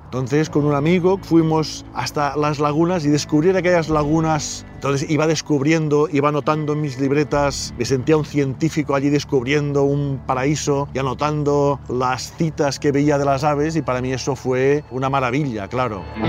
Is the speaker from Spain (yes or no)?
yes; Figueres, Catalonia, Spain; nací en Figueras